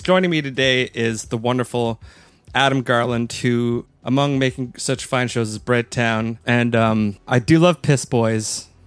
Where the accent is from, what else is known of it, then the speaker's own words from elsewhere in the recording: Canada; as a Canadian podcast listener and never in attendance